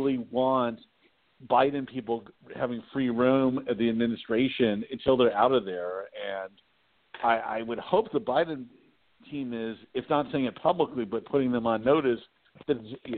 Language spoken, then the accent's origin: English; California, United States; also born or lived in Washington, D.C.; That's my home state